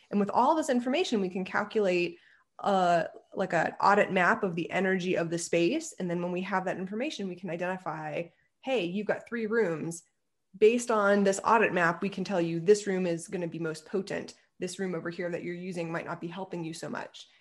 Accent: Ohio, United States; moved away as an adult; also born or lived in Pennsylvania; I grew up in Ohio

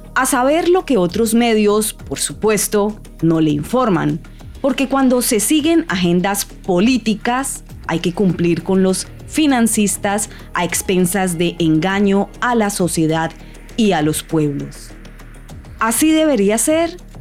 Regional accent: Colombia; moved away; mi país natal, Colombia

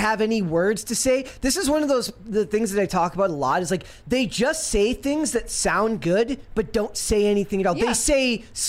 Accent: Minnesota, United States; I'm from Minnesota

